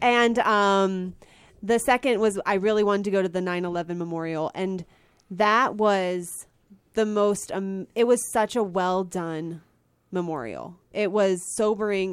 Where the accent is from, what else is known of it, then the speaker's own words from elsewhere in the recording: Pennsylvania, United States; I live in Pennsylvania, well, I grew up in Pennsylvania